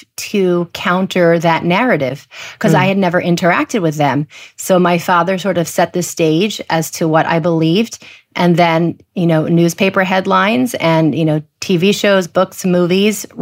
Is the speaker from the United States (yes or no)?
yes; New Jersey, United States; I grew up in New Jersey